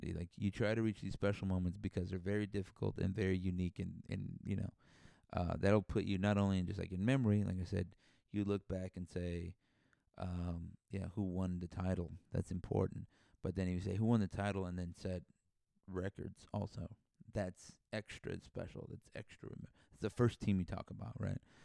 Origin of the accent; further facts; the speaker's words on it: San Antonio, Texas, United States; I'm from San Antonio.